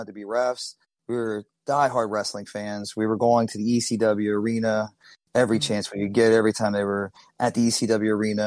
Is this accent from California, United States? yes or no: no; Lancaster, Pennsylvania, United States; Paul and I grew up together in Lancaster, PA. We went to the same high school